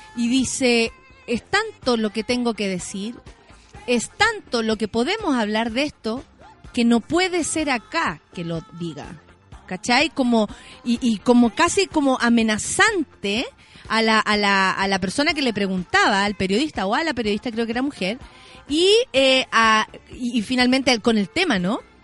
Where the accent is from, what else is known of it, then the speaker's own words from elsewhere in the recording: Santiago, Santiago Metropolitan Region, Chile; somos de Santiago